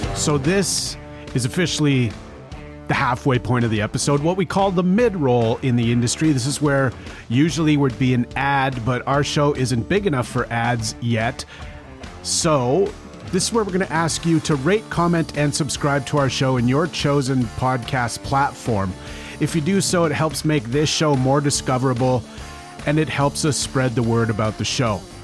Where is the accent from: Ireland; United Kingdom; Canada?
Canada; Treaty 3 First Nations, Ontario